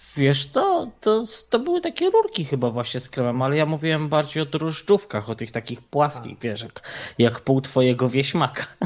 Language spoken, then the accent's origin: Polish; Tarnów, Lesser Poland, Poland; jestem urodzony w Tarnowie